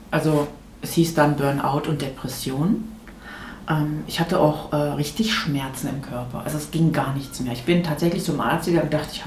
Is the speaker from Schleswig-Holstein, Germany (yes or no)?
no; North Rhine-Westphalia, Germany; now in Rochlitz, Germany; Ich bin in Nordrhein-Westfalen groß geworden.